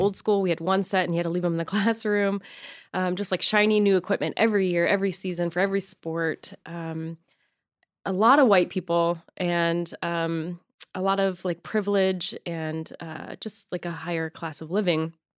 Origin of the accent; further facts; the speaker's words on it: Arizona, United States; also born or lived in Michigan; now in Los Angeles, United States; I grew up in Arizona